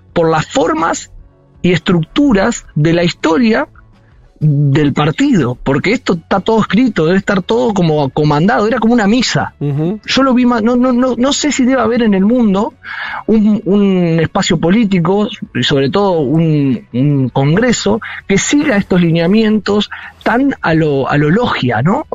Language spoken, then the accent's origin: Spanish; Saladillo, Buenos Aires Province, Argentina; moved away as an adult; now in Beijing, China; mi pueblo también, yo soy de Saladillo